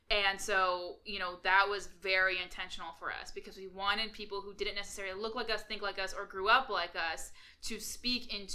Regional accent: California, United States; we're from California

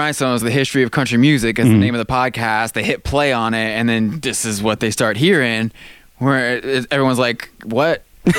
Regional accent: Michigan, United States; born there; I was born in Michigan.

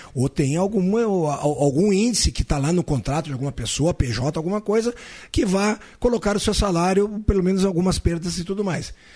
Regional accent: Caxias do Sul, Rio Grande do Sul, Brazil; now in Santa Cruz do Sul, Brazil; eu sou de Caxias do Sul, natural de Caxias do Sul, estou há mais de 40 anos aqui em Santa Cruz do Sul

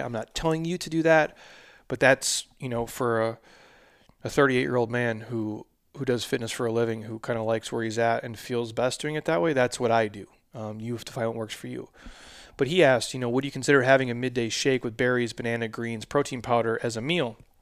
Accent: Minnesota, United States; now in Arizona, United States; I'm a Vikings fan. I was born in Minnesota.

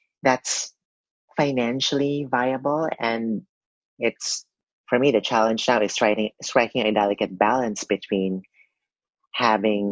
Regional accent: Philippines; growing up in the Philippines

